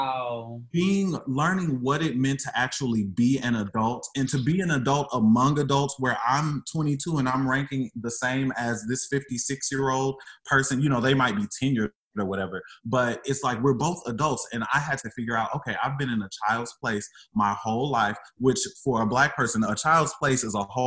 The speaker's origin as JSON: {"language": "English", "town": "St. Louis", "region": "Missouri", "country": "United States", "moved": "as an adult", "said": "I was coming from St. Louis. So being an emo boy in St. Louis is not a thing."}